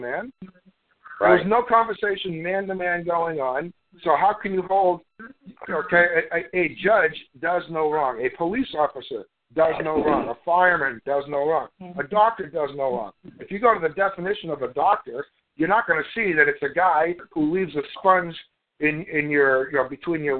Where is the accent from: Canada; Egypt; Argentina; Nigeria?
Canada; also born or lived in United States; I'm Canadian. I was born in Canada